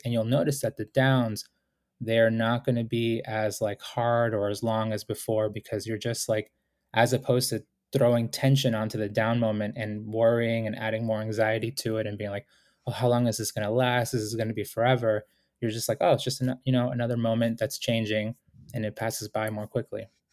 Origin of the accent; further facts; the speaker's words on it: Boston, Massachusetts, United States; also born or lived in Ecuador; I was born in Ecuador, came to the United States with my family when I was four years old, and we went through, you know, serious poverty when, uh, we were growing up in Boston